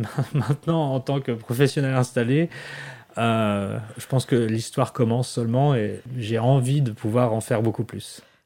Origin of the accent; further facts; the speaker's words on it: France; moved away as an adult; now in Washington, United States; je suis français plus que jamais